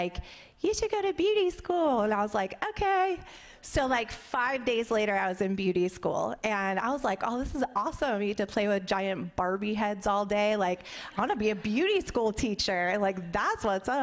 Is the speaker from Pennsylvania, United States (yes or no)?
yes; Pittsburgh, Pennsylvania, United States; I grew up in Pittsburgh, Pennsylvania, and I had a really good childhood.